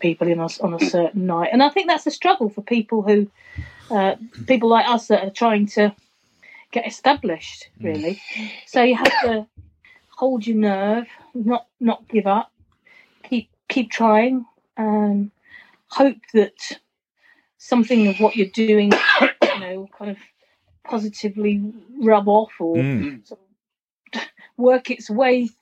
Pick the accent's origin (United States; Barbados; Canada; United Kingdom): United Kingdom; I come from Greater London or Essex, and my childhood was people singing …